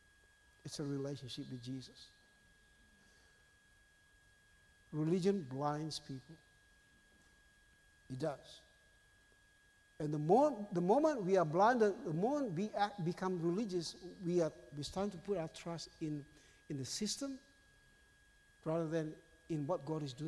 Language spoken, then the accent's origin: English; Indonesia; now in Australia; I was born in Indonesia.